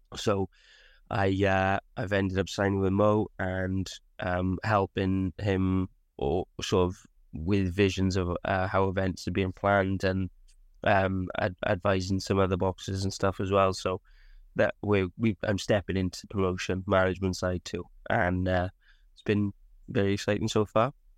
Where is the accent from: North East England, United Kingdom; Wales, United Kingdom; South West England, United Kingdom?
Wales, United Kingdom; Abergavenny; Abergavenny um, which is my hometown and a town I love.